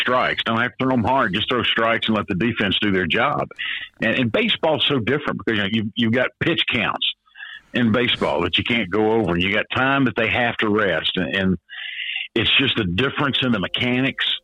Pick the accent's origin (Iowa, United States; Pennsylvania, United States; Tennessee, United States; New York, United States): Tennessee, United States; Nashville; I grew up in East Nashville